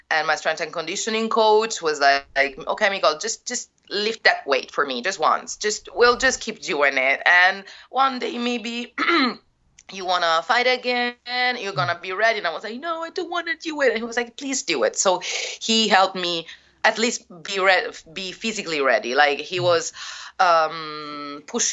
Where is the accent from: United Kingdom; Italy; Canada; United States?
Italy; Rome, Lazio; English is a second language; my hometown, because I didn't want to come back to Rome. So I came back to Rome.